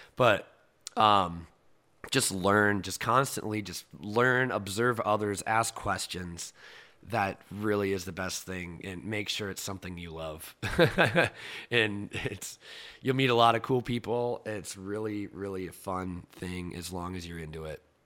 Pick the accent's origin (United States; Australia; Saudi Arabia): United States; Cedar Rapids, Iowa; moved away; growing up in Iowa